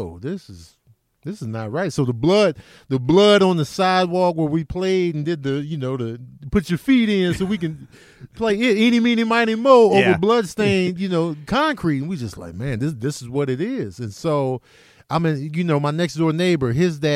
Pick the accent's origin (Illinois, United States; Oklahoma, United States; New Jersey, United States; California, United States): Illinois, United States; Chicago; also born or lived in Grand Rapids, Michigan; I grew up in Chicago. I was born in Grand Rapids, Michigan, but I was a baby when we went back to Chicago